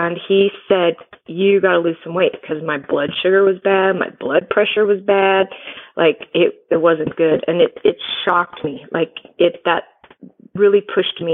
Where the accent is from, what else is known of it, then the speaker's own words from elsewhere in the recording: California, United States; now in Utah, United States; I live in Utah. I'm from California, but I live here now